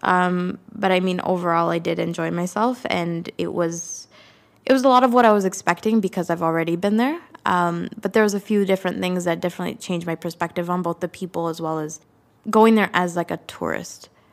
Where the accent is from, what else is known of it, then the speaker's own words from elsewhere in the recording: Canada; I wasn't born in Sri Lanka, but I am a Tamil Canadian